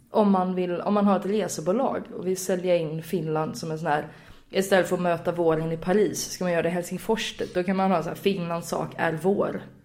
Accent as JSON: {"language": "Swedish", "town": "Gothenburg", "region": "Västra Götaland", "country": "Sweden", "said": "som göteborgare"}